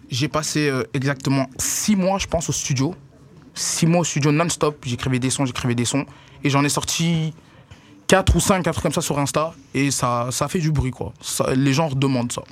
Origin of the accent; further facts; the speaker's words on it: Brussels, Brussels-Capital Region, Belgium; Je viens des quartiers de, des quartiers de Bruxelles. Euh, plus du côté d'Ixelles, cimetière d'Ixelles